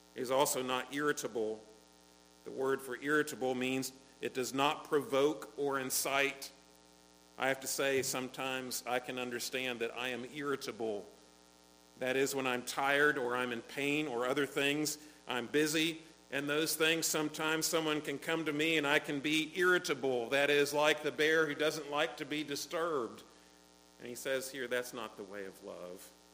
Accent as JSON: {"language": "English", "country": "United States", "said": "as an American"}